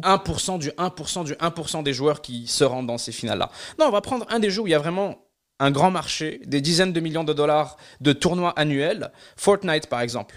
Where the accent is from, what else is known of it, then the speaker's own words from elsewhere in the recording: Algeria; also born or lived in Quebec; now in Canada; là où j'ai grandi en Algérie, on n'avait pas de moyens de paiement en ligne.